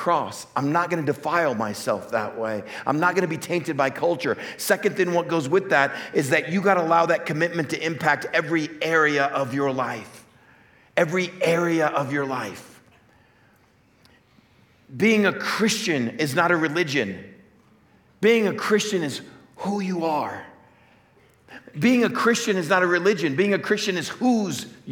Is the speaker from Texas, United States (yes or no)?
yes; West Texas, United States; I grew up in West Texas, just hunting and fishing